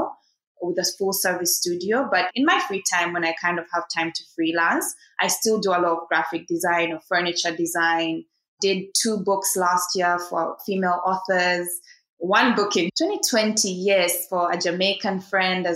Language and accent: English; Uganda; moved away as an adult; also born or lived in Kenya / China; start my own design studio in my home country